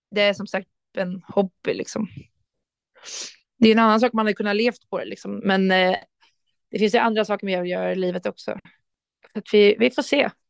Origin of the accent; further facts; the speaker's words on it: Rotebro, Stockholm County, Sweden; jag hävdar fortfarande att jag kommer från Rotebro och inte från Sollentuna, även fast de har bytt namn.